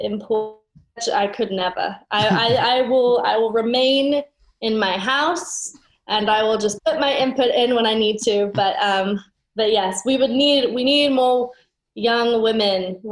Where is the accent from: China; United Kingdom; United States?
United Kingdom; I'm British